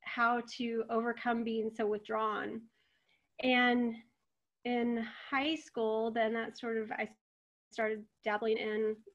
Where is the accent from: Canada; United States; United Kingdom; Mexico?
United States; Texas; I was raised in Texas